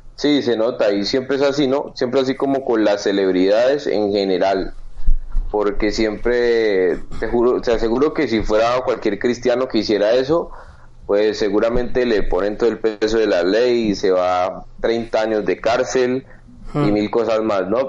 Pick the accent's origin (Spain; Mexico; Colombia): Colombia; Cali, Valle del Cauca; en Colombia, en mi país y en mi ciudad, Cali